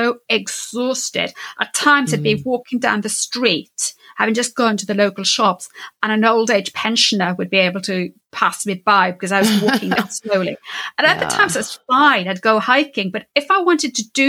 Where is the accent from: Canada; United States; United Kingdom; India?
United Kingdom; Wales; I'm Welsh speaking, Welsh